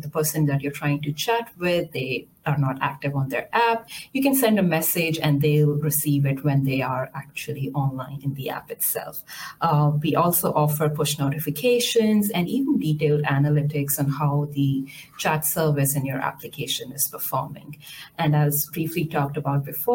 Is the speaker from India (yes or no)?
yes; India; I was born and raised in India